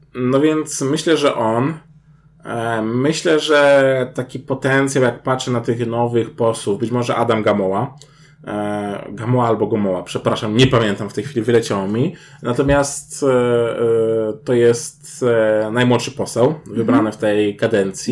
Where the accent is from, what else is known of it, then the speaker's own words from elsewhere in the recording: Kraków, Lesser Poland, Poland; jesteśmy z Krakowa